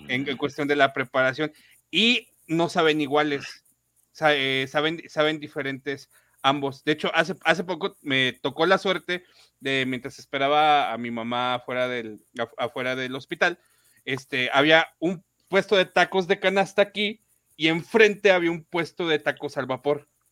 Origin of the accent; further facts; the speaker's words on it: Mexico City, Mexico; now in León, Mexico; yo parte de mi infancia me la viví en México